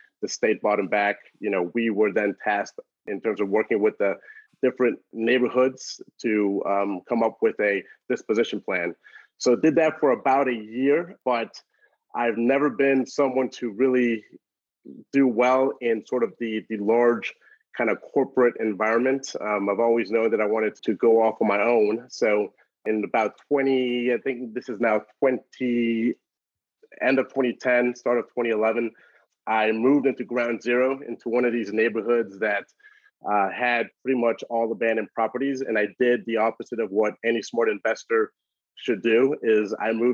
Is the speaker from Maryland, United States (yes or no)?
no; New Orleans, Louisiana, United States; also born or lived in Memphis, Tennessee / Washington, D.C.; born and raised in New Orleans, Louisiana